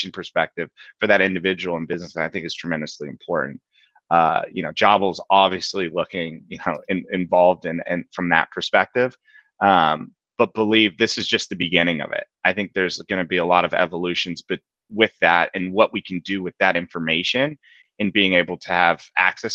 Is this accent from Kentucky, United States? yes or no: no; Palo Alto, California, United States; moved away as an adult; now in Boston, United States; I grew up in Palo Alto as a basketball player